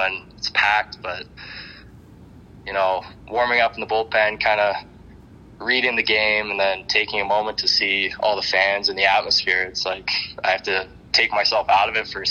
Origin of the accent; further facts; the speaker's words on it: Canada; being a Canadian kid